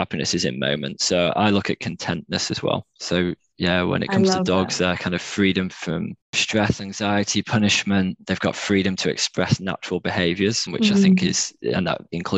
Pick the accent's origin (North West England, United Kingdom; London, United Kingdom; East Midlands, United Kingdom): North West England, United Kingdom; Cheshire; moved away as an adult; now in Melbourne, Australia; I am from Cheshire in England, which is south of Manchester.